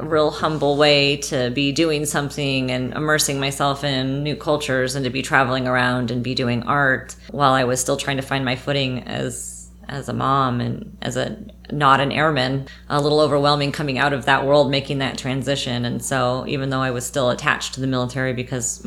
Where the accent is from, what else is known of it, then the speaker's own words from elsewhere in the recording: Paradise, California, United States; moved away as an adult; also born or lived in Nevada / Germany / Korea; My hometown of paradise has recently become relevant to my life again, so made the change and moved back up there about 2 years ago